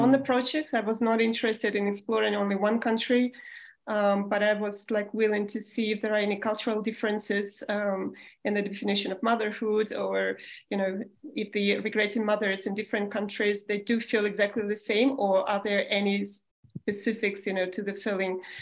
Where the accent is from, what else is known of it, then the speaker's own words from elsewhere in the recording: Moscow, Russia; moved away as an adult; also born or lived in Germany / Spain; I was born in the Soviet Union still in Moscow.